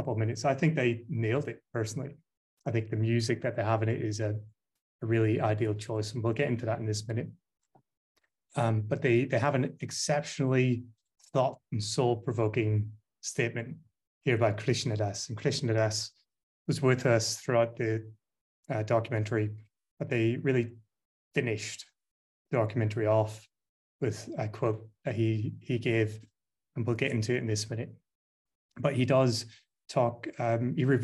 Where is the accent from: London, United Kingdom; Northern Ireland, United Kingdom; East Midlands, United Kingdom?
Northern Ireland, United Kingdom; I'm Northern Irish